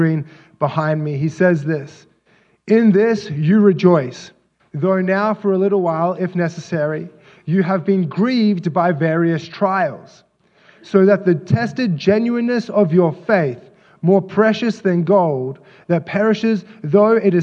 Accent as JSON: {"language": "English", "country": "Australia", "moved": "as an adult", "said": "I'm from Australia, and so I don't have any biological family here."}